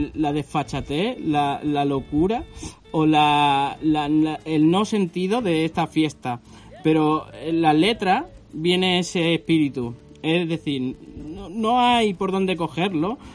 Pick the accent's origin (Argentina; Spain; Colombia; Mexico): Spain; Carcabuey, Andalusia; moved away; me hallo en Carcabuey, mi pueblo, el pueblo que me vio nacer